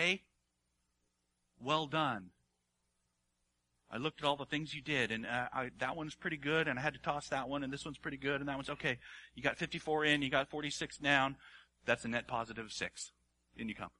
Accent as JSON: {"language": "English", "region": "Hawaii", "country": "United States", "tie": "born or raised there", "said": "I grew up in Hawaii."}